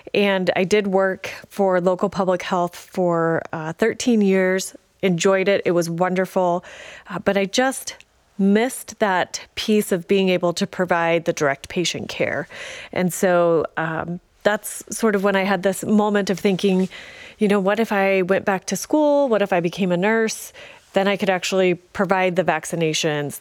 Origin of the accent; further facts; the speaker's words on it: Paonia, Colorado, United States; also born or lived in Grand Junction, Colorado; I am a Western Slope native, uh, born and raised in Peonia